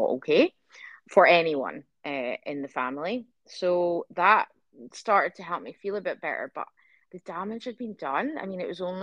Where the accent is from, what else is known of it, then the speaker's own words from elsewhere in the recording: Scotland, United Kingdom; now in Adelaide, Australia; I'm Scottish